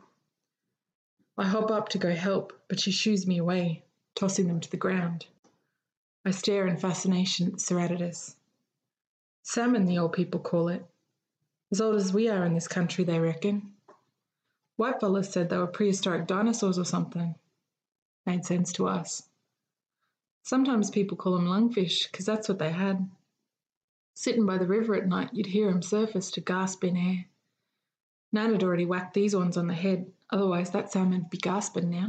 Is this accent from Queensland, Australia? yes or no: yes; Eidsvold, Queensland, Australia; moved away as an adult; now in Canberra, Australia; my hometown of Eidsvoll